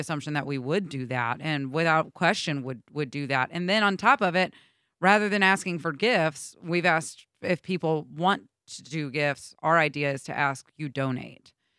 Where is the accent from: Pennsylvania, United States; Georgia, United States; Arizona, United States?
Georgia, United States; now in Michigan, United States; from Georgia